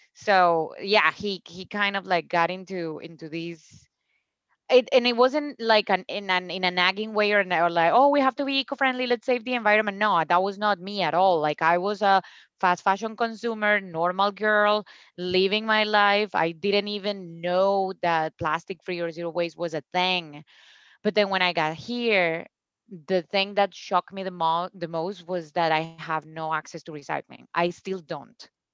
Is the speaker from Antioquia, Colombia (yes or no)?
no; Cúcuta, Norte de Santander, Colombia; English is a second language; moved away as an adult; also born or lived in Bogota, Colombia; now in United States; my hometown, Cúcuta, has no drinking water